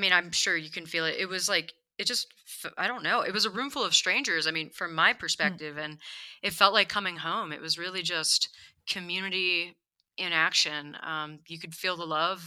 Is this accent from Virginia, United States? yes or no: yes; Harrisonburg, Virginia, United States; also born or lived in Glen Burnie, Maryland; now in Denver, United States; And then when my parents separated, my dad moved to Virginia, and my older brother and I moved out there with him.